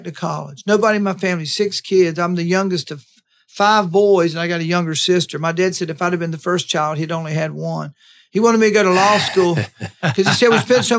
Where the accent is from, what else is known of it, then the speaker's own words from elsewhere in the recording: Live Oak, Florida, United States; moved away as an adult; also born or lived in Tallahassee, Florida; when I moved to Tallahassee from Live Oak